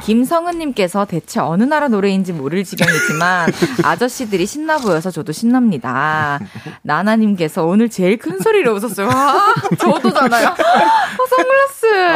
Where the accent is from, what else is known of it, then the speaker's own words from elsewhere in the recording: Masan, South Gyeongsang, South Korea; moved away; also born or lived in Daegu / Busan; 대구에서 태어나서. 네. 마산에서 자랐고. 아. 부산에서 대학교를 나왔어요